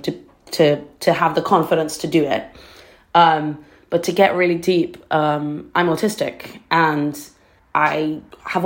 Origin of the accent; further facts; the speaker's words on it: Trinidad & Tobago; now in London, United Kingdom; I grew up in Trinidad. I'm born there.